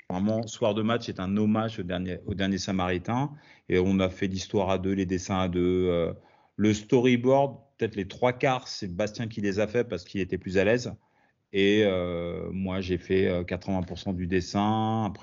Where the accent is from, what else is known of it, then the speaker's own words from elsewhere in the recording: France; also born or lived in United States / Italy; j'ai grandi autant aux États-Unis qu'en Italie, qu'en, principalement en France, mais je passais quand même beaucoup de temps euh, à l'étranger.